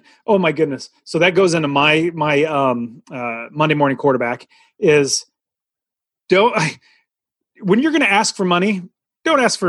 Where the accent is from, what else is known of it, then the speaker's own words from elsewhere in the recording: United States; me being American